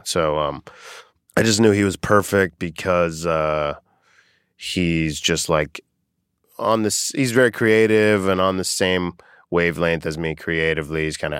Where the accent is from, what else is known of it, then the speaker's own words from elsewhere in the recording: Boca Raton, Florida, United States; Boca Raton, Florida.